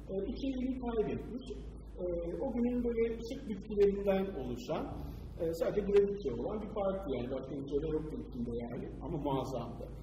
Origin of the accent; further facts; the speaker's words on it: Istanbul, Turkey; çocukluğum orada geçti. Yani e, Taşlık'ta e, yaşadım, Taşlık'ta büyüdüm.